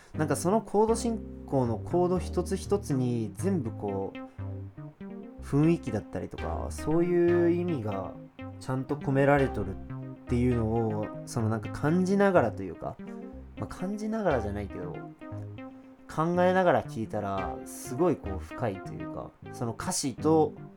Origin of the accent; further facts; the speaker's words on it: Hiro, Hiroshima, Japan; 自分がヒロで育って商店街はほんまに自分の庭だったみたいなイメージ